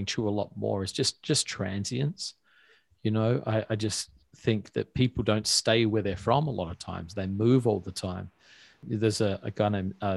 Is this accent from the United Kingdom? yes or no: no; Australia; moved away as an adult; now in New York, United States; I'm from Australia